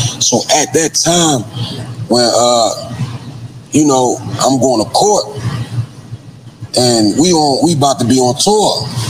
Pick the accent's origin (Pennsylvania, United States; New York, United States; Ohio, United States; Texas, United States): Pennsylvania, United States; Philadelphia; I'm from South Philly